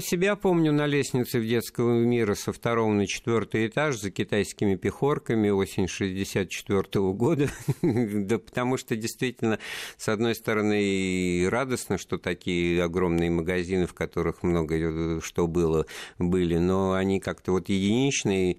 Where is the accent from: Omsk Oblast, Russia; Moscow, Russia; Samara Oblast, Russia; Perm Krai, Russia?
Moscow, Russia; как коренной москвич